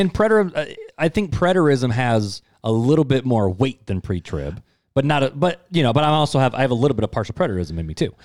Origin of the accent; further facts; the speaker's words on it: United States; us as American Christians